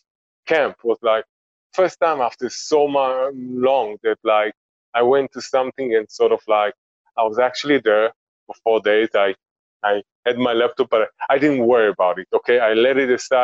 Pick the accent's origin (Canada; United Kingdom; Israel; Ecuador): Israel; now in Antigua Guatemala, Guatemala; we grew up in Israel